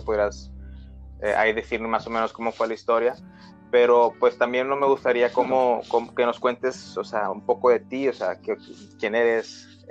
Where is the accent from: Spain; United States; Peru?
United States; Brownsville, Texas; Somos de Bronzeville, Texas, es ciudad fronteriza con México, entonces hablamos mucho español por acá.